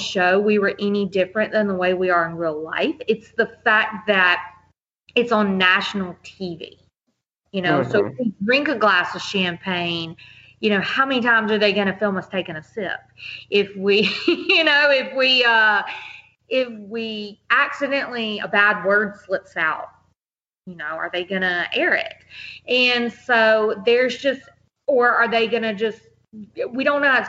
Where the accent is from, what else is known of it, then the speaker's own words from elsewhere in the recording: Mississippi, United States; I was from Mississippi